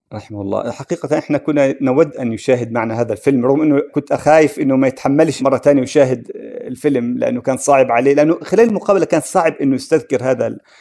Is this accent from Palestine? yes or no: yes; Palestine; كان في منتجات عندنا في القدس في نابلس